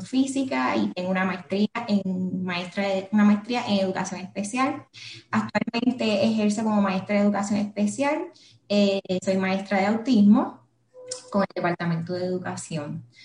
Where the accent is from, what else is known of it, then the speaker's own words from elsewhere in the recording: Guaynabo, Puerto Rico; now in San Juan, Puerto Rico; mi infancia, pues, la crecí en, la viví en Guaynao